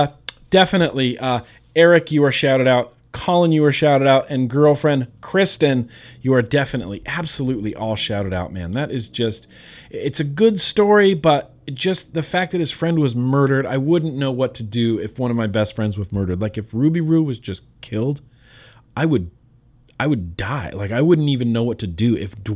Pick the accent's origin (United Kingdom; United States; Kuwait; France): Kuwait; English is a second language; I'm a 28-year-old guy. I'm from Kuwait. It is a small country in the Middle East.